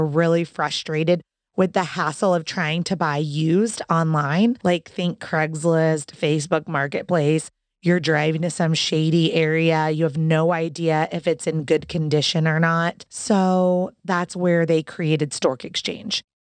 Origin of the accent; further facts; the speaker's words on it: Orlando, Florida, United States; I know exactly where you are because I'm from Orlando, Florida.